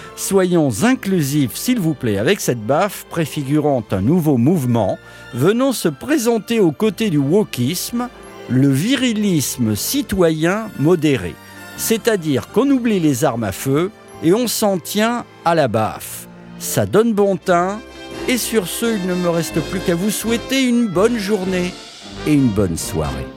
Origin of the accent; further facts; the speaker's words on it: France; chez nous en France